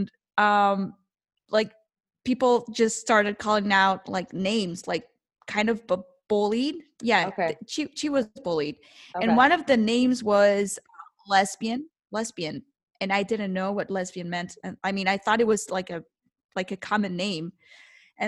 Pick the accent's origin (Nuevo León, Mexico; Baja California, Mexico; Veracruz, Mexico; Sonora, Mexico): Sonora, Mexico; Hermosillo; moved away as an adult; also born or lived in Cananea, Sonora / Los Angeles; now in Mexico City, Mexico; I was born in Cananea, Sonora, okay, and raised in Hermosillo